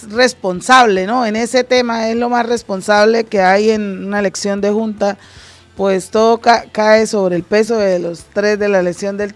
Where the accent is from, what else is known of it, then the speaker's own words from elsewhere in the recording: Cúcuta, Norte de Santander, Colombia; venimos en la descendencia, por lo menos mis padres están desde esa época, nosotros estamos desde esa época, yo soy atalayera de cepa, pues nací en esa casa.